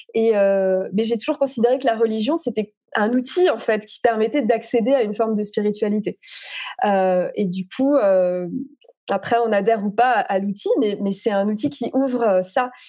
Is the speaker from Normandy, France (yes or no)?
no; Alsace, Grand Est, France; moved away; also born or lived in Paris; la maison où j'ai grandi en Alsace